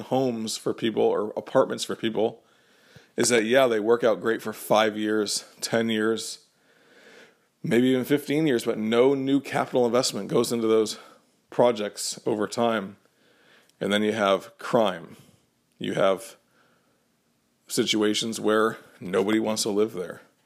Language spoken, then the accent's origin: English; Connecticut, United States; when I was growing up in Connecticut